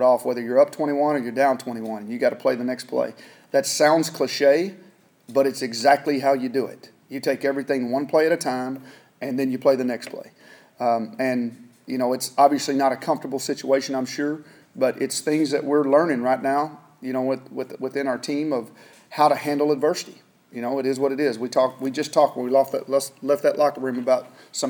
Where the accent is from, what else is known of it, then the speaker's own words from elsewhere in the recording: Texas, United States; moved away as an adult; now in Kansas, United States; I grew up in Texas